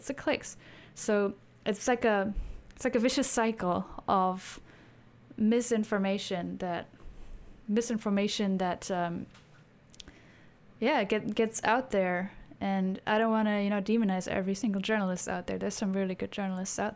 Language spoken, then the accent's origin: English; Germany; growing up in Germany